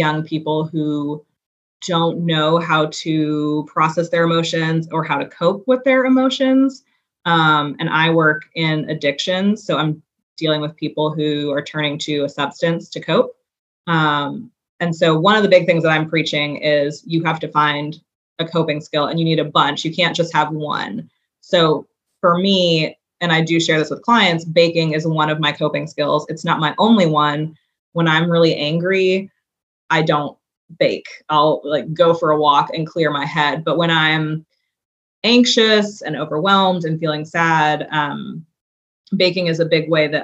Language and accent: English; New York City, New York, United States; now in Chattanooga, United States; I grew up in New York City.